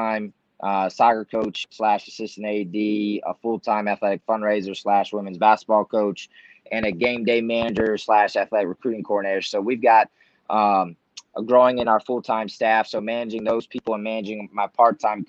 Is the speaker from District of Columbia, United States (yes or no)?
no; Baltimore, Maryland, United States; now in Lansing, United States; I'm originally from Baltimore, Maryland